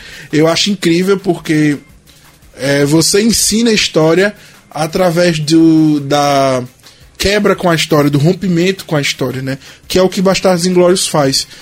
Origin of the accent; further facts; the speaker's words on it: Brazil; nós, como brasileiros